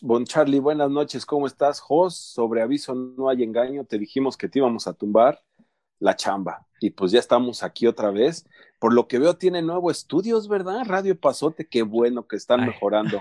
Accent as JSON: {"language": "Spanish", "country": "Mexico", "also_born_or_lived": "United States", "moved": "as an adult", "lives_now": "Calgary, Canada", "said": "cuando yo recién salí de México"}